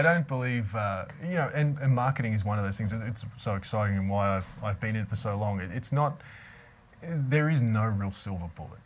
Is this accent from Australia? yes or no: yes; Melbourne, Victoria, Australia; moved away; I grew up in Melbourne, Australia, in the, in the Yarra Valley